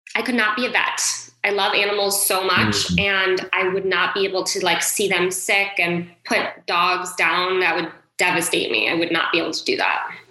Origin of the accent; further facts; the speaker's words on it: Westport, Connecticut, United States; I grew up in Westport, Connecticut. So it is about an hour north of New York City